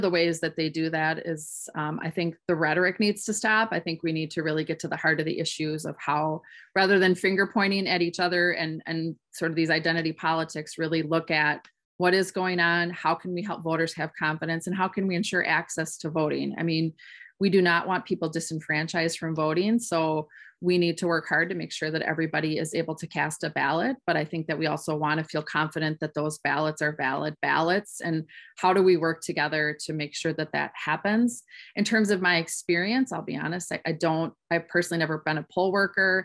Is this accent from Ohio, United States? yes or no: no; Madison, Wisconsin, United States; also born or lived in Waunakee, Wisconsin; I was born and raised actually in Madison, Wisconsin